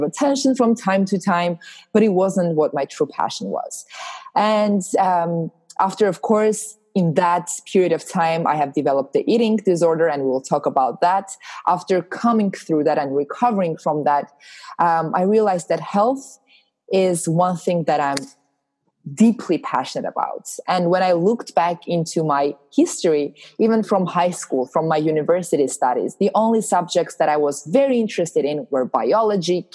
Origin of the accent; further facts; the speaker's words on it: Armenia; moved away as an adult; now in Los Angeles, United States; I'm originally from Armenia. I moved to Los Angeles about 4 years ago